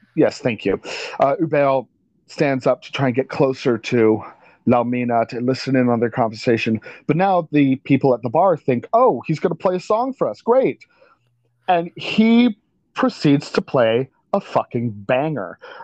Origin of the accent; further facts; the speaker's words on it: Canada; we're Canadian